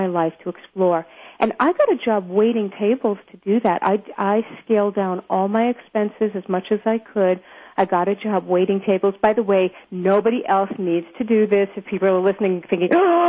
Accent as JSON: {"language": "English", "town": "New York City", "region": "New York", "country": "United States", "tie": "born or raised there", "said": "I grew up in Brooklyn, New York, to an Orthodox"}